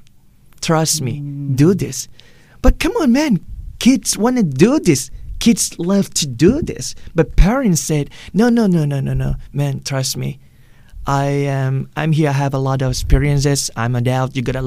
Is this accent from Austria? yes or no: no; Southern Thailand, Thailand; English is a second language; moved away as an adult; also born or lived in Malaysia; We're born in this place that we speak Thai